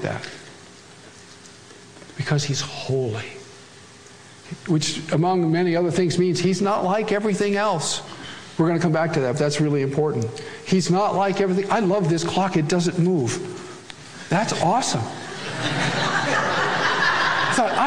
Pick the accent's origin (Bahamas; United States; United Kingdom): United States; Great Plains; every Swedish pietist's home all across the plains where I'm from